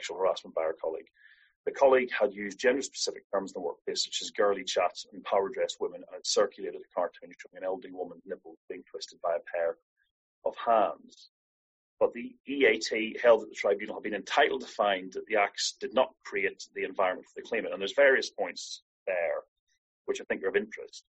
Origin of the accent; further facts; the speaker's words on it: Ireland; I'm Irish